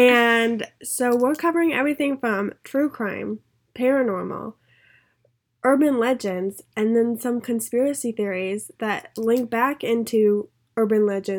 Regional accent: New York, United States; now in Atlanta, United States; I grew up in New York, not Long Island. I was on the other side of the state

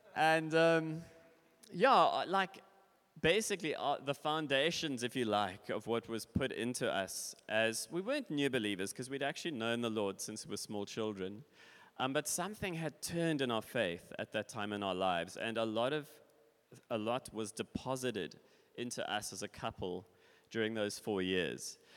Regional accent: Cape Town, Western Cape, South Africa; moved away as an adult; now in Switzerland; I was born in Cape Town. I grew up in Cape Town

